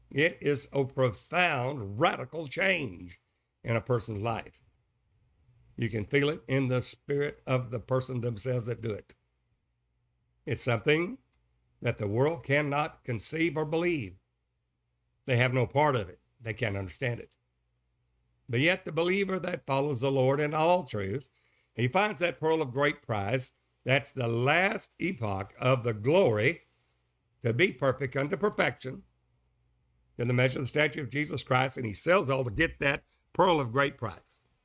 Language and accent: English; Kilgore, Texas, United States; also born or lived in Longview, Texas; I was raised in Kilgore, Texas, and married a high school sweetheart there